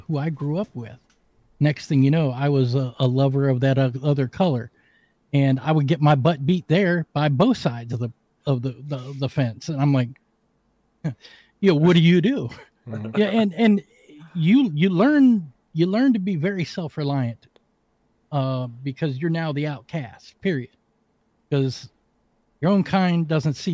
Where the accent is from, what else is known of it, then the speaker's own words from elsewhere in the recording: Washington, District of Columbia, United States; moved away; also born or lived in West Virginia; I was born and raised in Washington, D.C., the murder capital of the world in the 70s. I grew up as the minority in my neighborhood